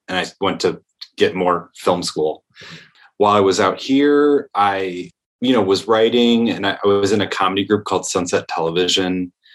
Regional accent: Comstock Park, Michigan, United States; moved away as an adult; now in New York, United States; I'm from a town called Comstock Park, which is right outside Grand Rapids

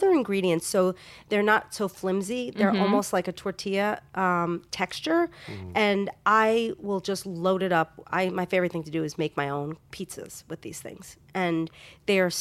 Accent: New York, United States; I'm a Jew from New York

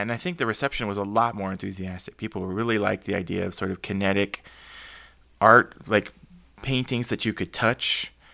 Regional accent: San Antonio, Texas, United States; moved away as an adult; also born or lived in Bozeman, Montana; South Texas, where it had snowed once in my lifetime in San Antonio

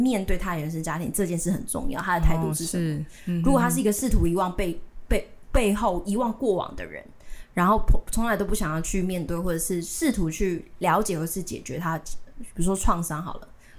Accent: Tainan, Taiwan; 我离我我我生在台南，住在台南，但是我。几年五年前，我就是一些原因，然后我讨论跟家里讨论，我决定自己搬出来住

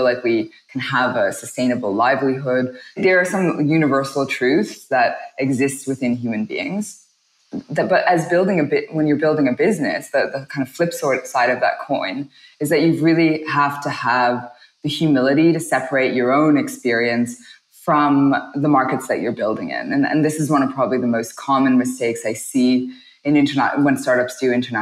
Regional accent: Toronto, Ontario, Canada; moved away as an adult; now in Singapore; I'm born and raised in Toronto, Canada

